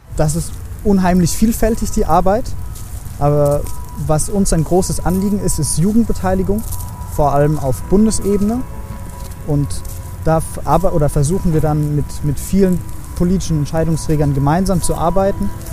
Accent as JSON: {"language": "German", "town": "Heidelberg", "region": "Baden-Württemberg", "country": "Germany", "said": "Ich komme eigentlich aus Heidelberg"}